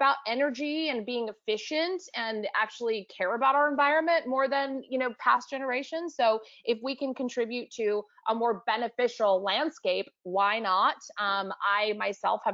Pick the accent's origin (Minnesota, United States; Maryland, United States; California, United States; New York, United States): New York, United States; New York City; I'm from New York